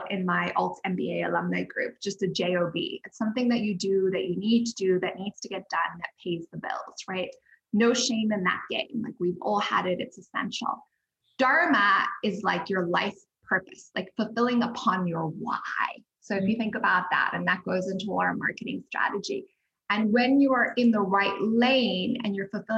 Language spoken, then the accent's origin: English; Zimbabwe; moved away; also born or lived in Cape Town, South Africa / New York; I'm from Zimbabwe